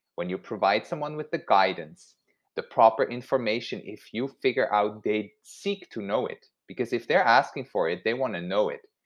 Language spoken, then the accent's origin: English; Switzerland; I grew up in Switzerland and eggs and sausages, that was just a thing my whole childhood